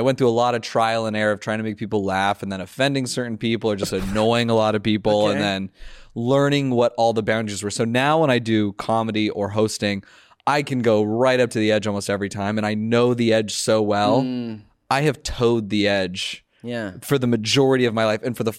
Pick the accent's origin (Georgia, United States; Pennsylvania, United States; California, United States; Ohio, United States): California, United States; Los Angeles; No, I grew up in the Valley, Los Angeles.